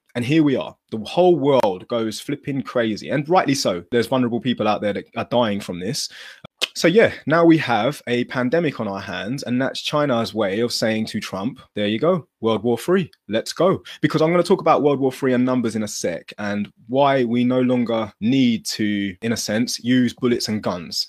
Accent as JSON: {"language": "English", "country": "United Kingdom"}